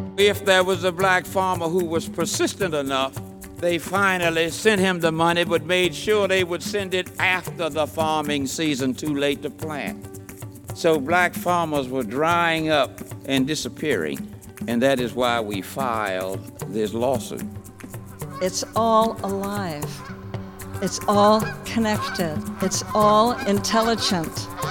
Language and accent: English; Selma, Alabama, United States; moved away; I went back to my hometown, Selma, Alabama, in 1958 to become the first black lawyer there